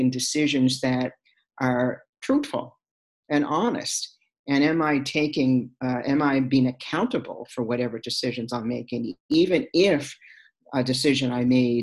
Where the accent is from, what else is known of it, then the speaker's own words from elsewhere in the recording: Sydney, Nova Scotia, Canada; my growing up in Sydney Whitney Pier, with her father.